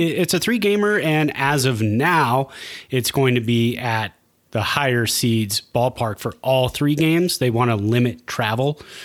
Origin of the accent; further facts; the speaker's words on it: Santa Clara, California, United States; also born or lived in San Jose, California; now in Reno, United States; I was born in San Jose, raised in Santa Clara, uh, moved here in 2003 to Reno.